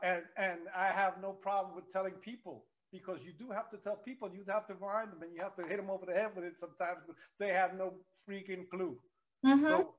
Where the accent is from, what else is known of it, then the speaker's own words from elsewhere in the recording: New York City, New York, United States; I grew up in the South Bronx, family of 11, I'm welfare, really poor.